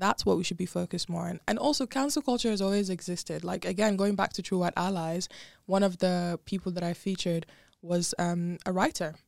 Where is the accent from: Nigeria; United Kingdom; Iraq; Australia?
Nigeria; moved away as an adult; also born or lived in Dubai; born and raised in Nigeria, and then I lived in Dubai for about four years